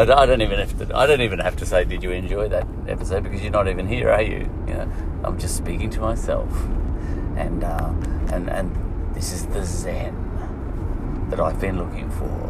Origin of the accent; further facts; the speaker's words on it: Ireland; I'm an Irishman, you say, you have to, you know. It's in my culture.